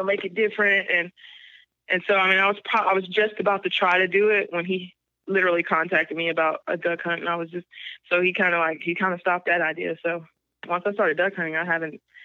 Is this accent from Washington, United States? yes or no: no; Alabama, United States; moved away as an adult; also born or lived in Kansas / Texas; I pretty much was raised the rest of my life pretty much in Alabama